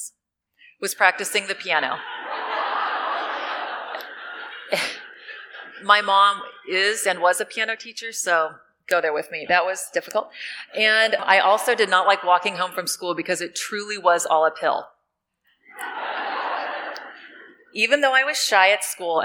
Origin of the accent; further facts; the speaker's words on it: Southern California, United States; I grew up in Southern California